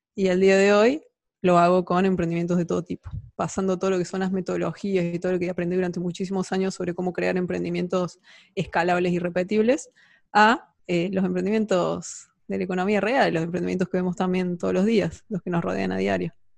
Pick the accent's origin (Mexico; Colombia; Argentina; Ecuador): Argentina; emprendedora, argentina